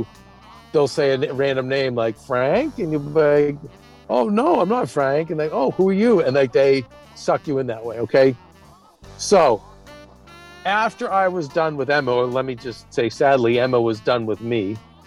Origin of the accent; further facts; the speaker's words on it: Vancouver, British Columbia, Canada; I'm from Vancouver.